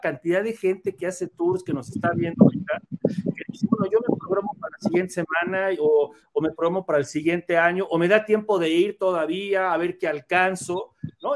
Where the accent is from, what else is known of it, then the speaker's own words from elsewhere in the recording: Mexico; como buen mexicano